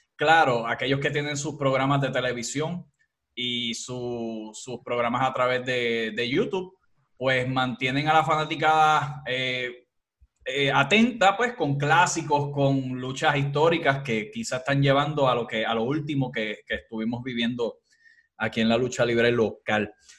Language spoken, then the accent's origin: Spanish; Puerto Rico; aquí en, Puerto Rico